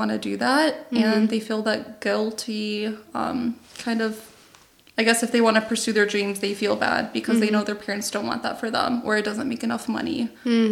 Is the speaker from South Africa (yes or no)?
no; United States; I was born here